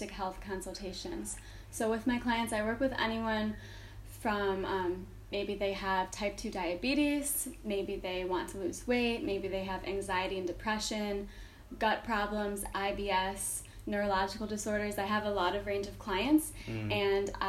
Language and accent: English; Chicago, Illinois, United States; moved away; I am from Chicago